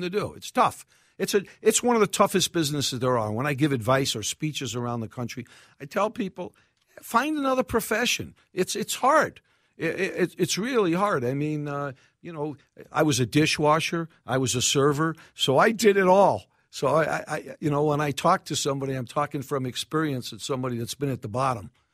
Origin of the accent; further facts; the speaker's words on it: New York City, New York, United States; accent: New York; now in Minneapolis, United States; Far Rockaway, New York, Bell Harbor